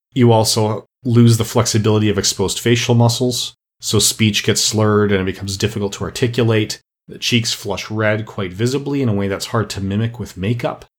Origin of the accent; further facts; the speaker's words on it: Canada; as a Canadian myself